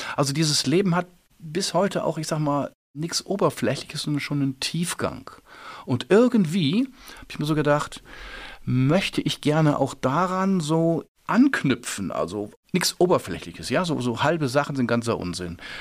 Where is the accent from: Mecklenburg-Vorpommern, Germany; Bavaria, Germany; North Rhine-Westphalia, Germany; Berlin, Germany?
North Rhine-Westphalia, Germany; Remscheid; da bin ich schon äh, groß geworden mit sehr viel Regen, mit sehr viel naja, wo die kleinen Kinder mit Regenschirm geboren werden, bergisches Land